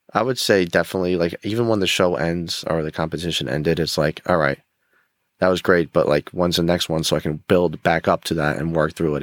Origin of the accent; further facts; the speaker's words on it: Rockland County, New York, United States; I grew up in Rockland County, New York.